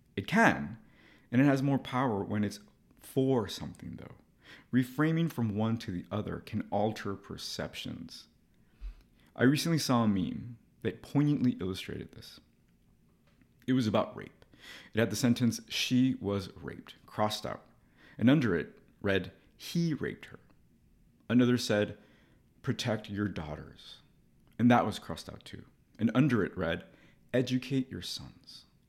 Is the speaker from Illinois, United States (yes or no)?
no; Los Angeles, California, United States; moved away; to go to L A, to my hometown, as an adult